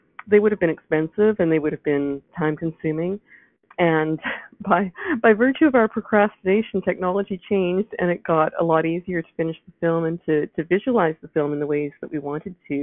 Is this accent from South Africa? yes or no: no; Vancouver, British Columbia, Canada; moved away as an adult; also born or lived in Toronto; my husband and I were both born and raised in Vancouver